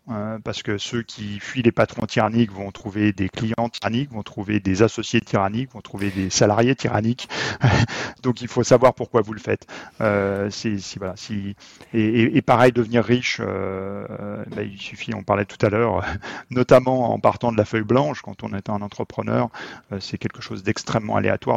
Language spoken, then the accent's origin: French; Haute-Savoie, Auvergne-Rhône-Alpes, France; je viens de Haute-Savoie